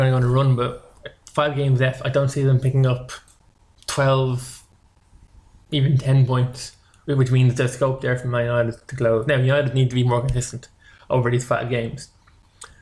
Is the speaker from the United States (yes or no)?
no; Ireland; Being Irish